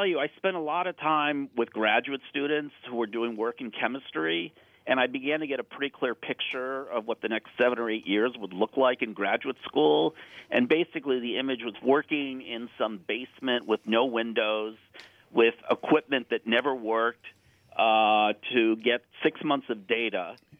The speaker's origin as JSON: {"language": "English", "town": "Chicago", "region": "Illinois", "country": "United States", "said": "I'm actually a Chicagoan myself, by the way."}